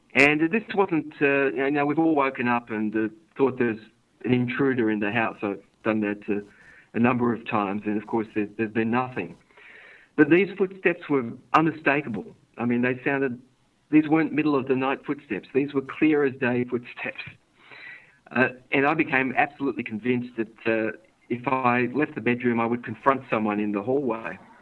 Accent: Sydney, New South Wales, Australia; I was born here in Sydney.

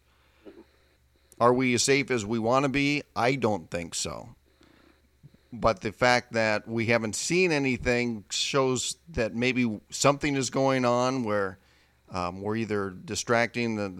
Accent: Midwest, United States; Growing up in the Midwest

